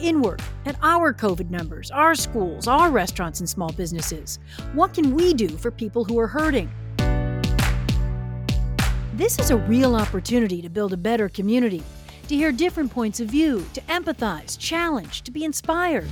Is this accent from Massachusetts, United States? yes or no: yes; Hingham, Massachusetts, United States; the people and issues at the heart of my hometown